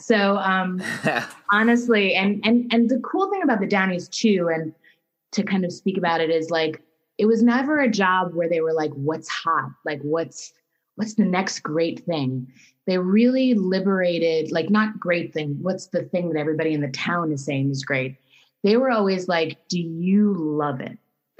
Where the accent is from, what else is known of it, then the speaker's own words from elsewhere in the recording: New Rochelle, New York, United States; moved away as an adult; now in Los Angeles, United States; I come from New York. I grew up in New Rochelle, New York